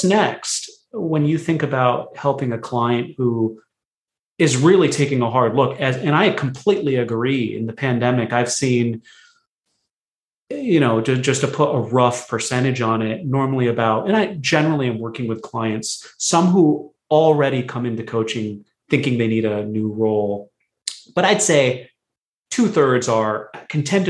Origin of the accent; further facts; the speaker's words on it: United States; I was born in America, but my family's from India originally